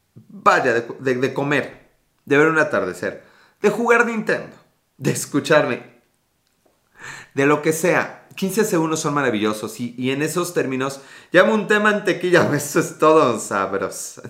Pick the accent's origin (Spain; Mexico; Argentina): Mexico; Mexico City; yo soy Ciudad de México